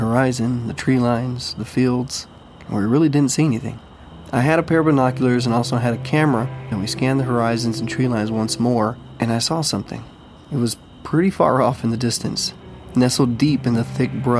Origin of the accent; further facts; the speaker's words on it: Pawnee, Texas, United States; moved away; I grew up in a really small South Texas town, It's a town called Pawnee, Texas